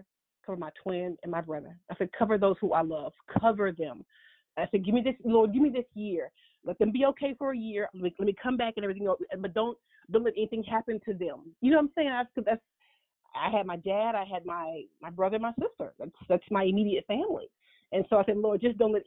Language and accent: English; Huntsville, Alabama, United States; moved away as an adult; also born or lived in Florida; I hail from Huntsville, Alabama